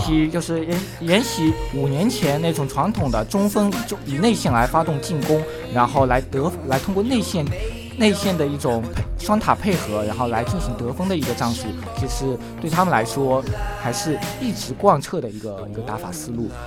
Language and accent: Chinese; China; 我们就是中国人共有的特征，就是我们亚裔